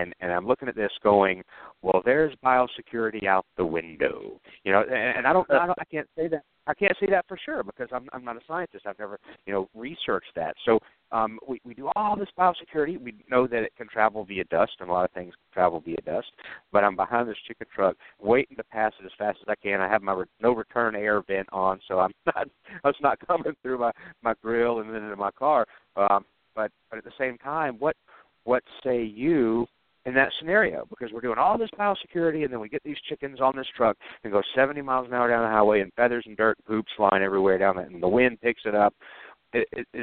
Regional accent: Georgia, United States; my home state of Georgia

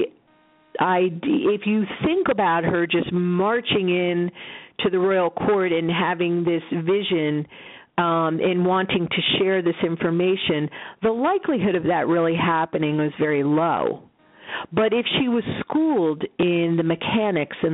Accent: Roswell, New Mexico, United States; I was born in Roswell

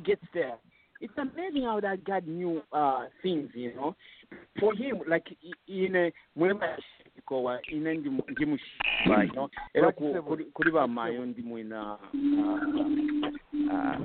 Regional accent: Kazembe, Luapula Province, Zambia; also born or lived in Kashobwe, Zambia; now in Pennsylvania, United States; I'm from Kazembe

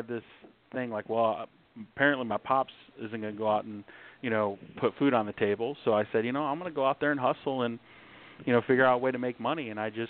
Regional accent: Flint, Michigan, United States; moved away; also born or lived in Southern California; I was raised in the hood. I'm from Flint, Michigan. Grew up all around Michigan, ended up moving to Southern California.

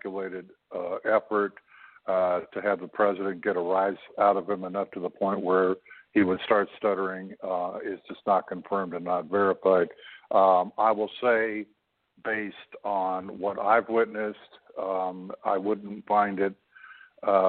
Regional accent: Canada; I'm a Canadian

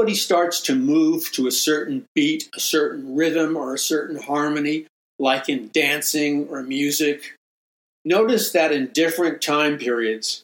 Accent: New York City, New York, United States; when I grew up in Jackson Heights, Queens, and in New York City

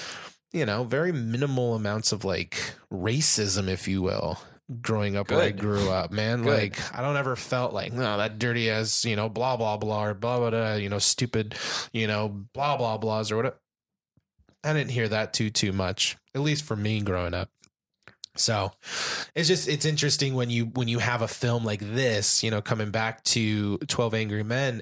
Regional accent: Southern California, United States; also born or lived in Mississippi; I'm from California, Southern California, not born here, but raised here

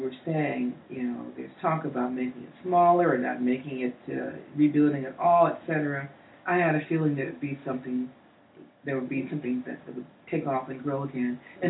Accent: Kansas City, United States; moved away; my hometown, Kansas City, was.

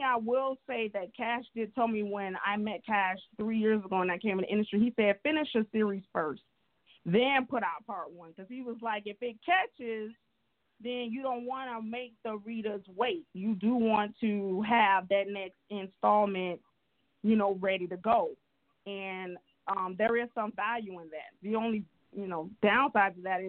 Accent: Miami, Florida, United States; I'm from Miami, Florida

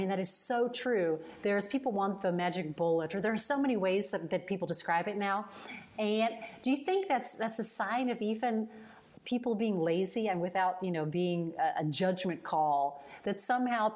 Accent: Italy; I'm from Italy and I say Cibiri

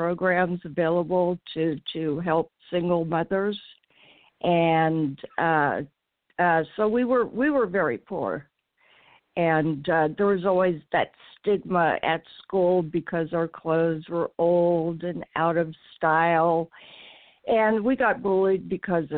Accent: Pleasant Hill, California, United States; I grew up in Pleasant Hill, California, which is a suburb in the San Francisco Bay Area

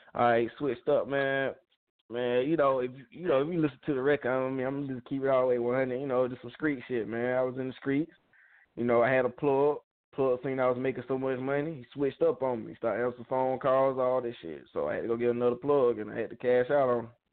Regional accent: Peakville, South Carolina, United States; I'm from Peakville

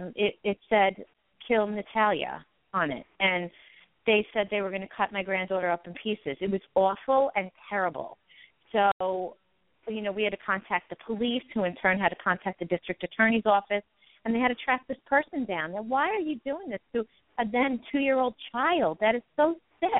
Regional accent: Long Island, New York, United States; now in Pennsylvania, United States; I was originally from Long Island, New York

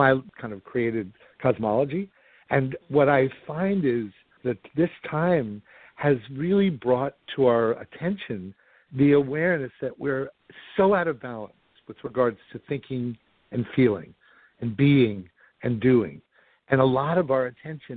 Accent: New York, United States; I grew up in New York, and Broadway musicals and films were my life's blood

